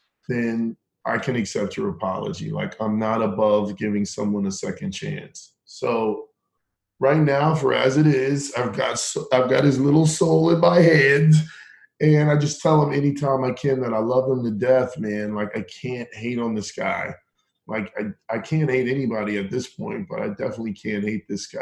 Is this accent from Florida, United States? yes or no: no; Round Rock, Texas, United States; also born or lived in Acton, Massachusetts; I grew up in Texas. I went to high school in Texas. A little bit of middle school, but mainly high school